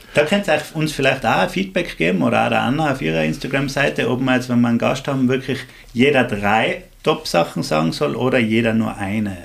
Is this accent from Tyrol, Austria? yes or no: yes; Axams, Tyrol, Austria; in meinem Heimatdorf in Axams